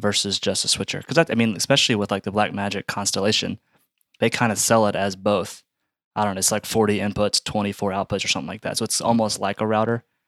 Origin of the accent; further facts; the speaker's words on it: Atlanta, Georgia, United States; so I'm from the Atlanta area. Uh, my wife and I went to North Point, you know, off and on growing up.